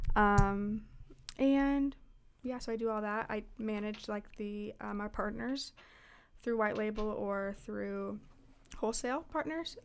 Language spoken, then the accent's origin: English; Liberty, Missouri, United States; now in Kansas, United States; I live in Kansas at the moment, but I grew up in Liberty, so I was an eight one six girl.